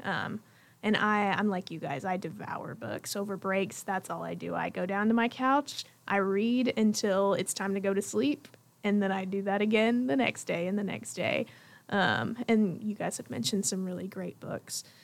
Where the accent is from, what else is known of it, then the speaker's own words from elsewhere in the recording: Jackson, Tennessee, United States; I am from Jackson, Tennessee